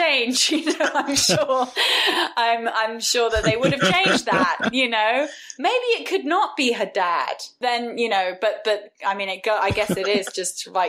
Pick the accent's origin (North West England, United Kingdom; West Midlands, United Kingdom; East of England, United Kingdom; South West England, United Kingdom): South West England, United Kingdom; West Country; grew up in the West Country in the UK